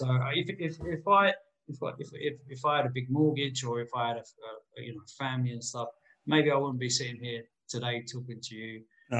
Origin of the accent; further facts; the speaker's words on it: Spain; I'm half Spanish. You know, I grew up in Spain. My family is Spanish.